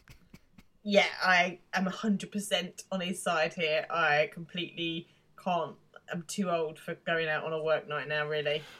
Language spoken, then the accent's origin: English; England, United Kingdom; being English